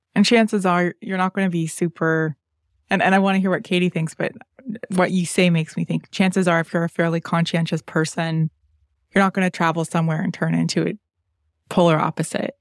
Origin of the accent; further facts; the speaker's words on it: London, Ontario, Canada; I didn't grow up traveling a lot. I had four siblings, and our travels were basically limited to the provincial parks in southwestern Ontario because I'm from London, Ontario